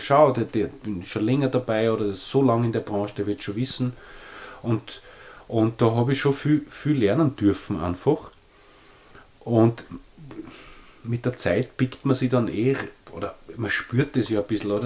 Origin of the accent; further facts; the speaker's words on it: Leoben, Styria, Austria; ich bin ja in Leoben aufgewachsen, super aufgewachsen